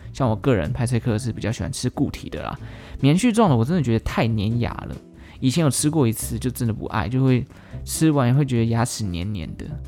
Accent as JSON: {"language": "Chinese", "region": "Taichung", "country": "Taiwan", "tie": "born or raised there", "said": "我台中人嘛，离我老家非常近"}